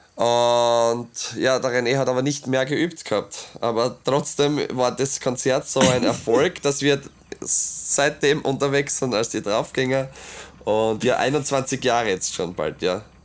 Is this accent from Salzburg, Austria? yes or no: no; Obergnas, Styria, Austria; ich bin äh, aus Obergnas, ich möchte das schon erzählen, weil ich, ja, das ist halt meine Heimat